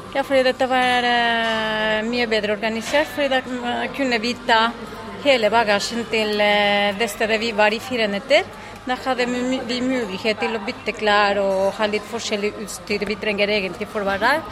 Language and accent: Norwegian; Mexico; Norwegian is a second language; moved away; fra Mexico